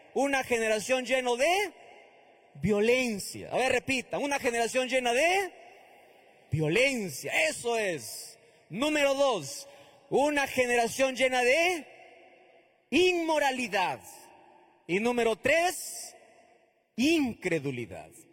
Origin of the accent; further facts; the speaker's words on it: northern Peru, Peru; Prediqué en el norte de, del Perú, cerca, cerca de, mi tierra